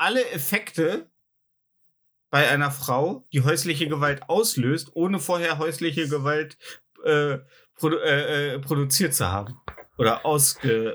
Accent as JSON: {"language": "German", "country": "Germany", "said": "als Deutscher"}